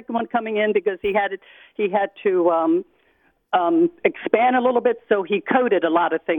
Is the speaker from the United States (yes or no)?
yes; Washington, District of Columbia, United States; now in Florida, United States; I'm from the cesspool of the world, and that's Washington, D.C.